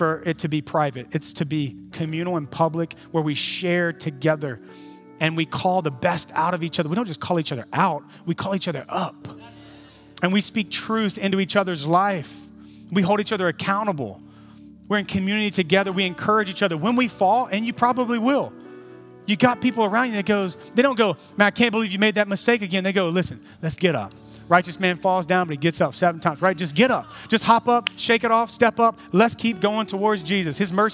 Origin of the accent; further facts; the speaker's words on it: the South, United States; moved away; I was shaped in the South, which has shaped a lot of culture that's in me